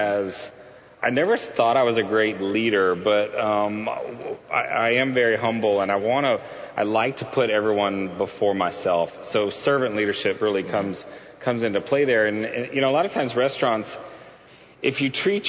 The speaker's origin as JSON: {"language": "English", "town": "Houston", "region": "Texas", "country": "United States", "tie": "born or raised there", "said": "I grew up in Houston"}